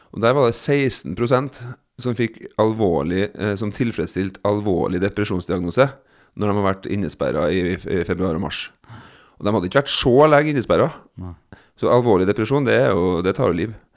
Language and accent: Norwegian; Trondheim, Trøndelag, Norway; moved away; Utsikten i Trondheim, da, som er liksom en sånn fin utsiktsplass der jeg vokste opp